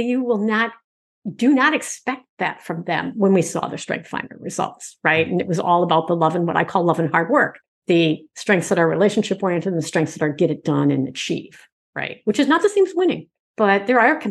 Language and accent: English; Michigan, United States; I'm from Michigan